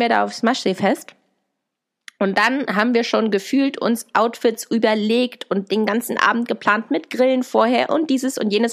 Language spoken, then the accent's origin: German; Hanover, Lower Saxony, Germany; ich komme übrigens aus Hannover